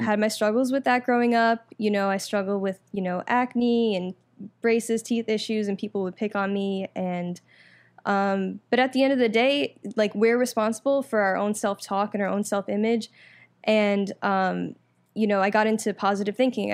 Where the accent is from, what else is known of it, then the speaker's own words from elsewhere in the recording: Orlando, Florida, United States; also born or lived in New York; I'm originally from New York, but I moved here, um, when I was about ten, and I moved to Orlando, um, grew up there